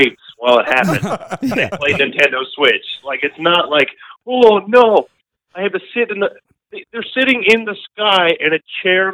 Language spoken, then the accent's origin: English; Gander, Newfoundland and Labrador, Canada; I'm from Gander